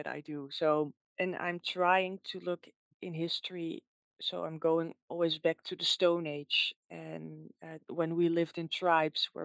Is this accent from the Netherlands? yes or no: yes; Netherlands; English is a second language; you can probably hear that I'm from the Netherlands